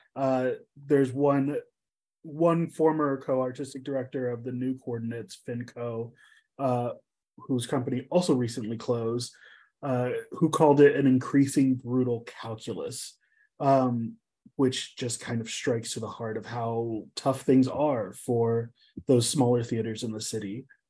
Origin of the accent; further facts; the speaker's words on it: Indianapolis, Indiana, United States; moved away; my hometown of Indianapolis, Indiana